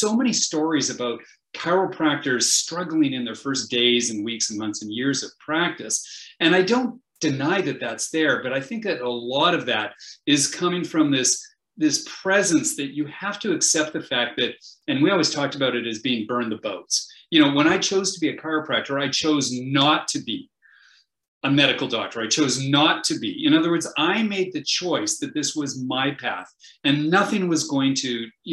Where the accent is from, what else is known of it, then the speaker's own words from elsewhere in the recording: Canada; I'm a Canadian.